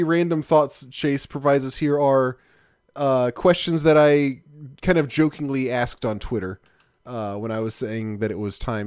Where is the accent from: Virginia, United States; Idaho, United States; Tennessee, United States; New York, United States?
Tennessee, United States; Memphis; I grew up in Memphis, and Memphis is the barbecue capital of the world